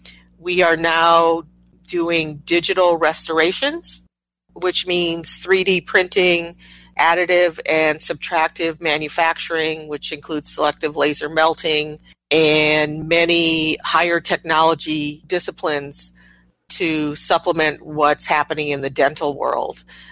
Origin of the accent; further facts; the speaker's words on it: Midwest, United States; also born or lived in Japan; I was born in Japan. Very early in my life, I moved to rural Midwest and grew up there.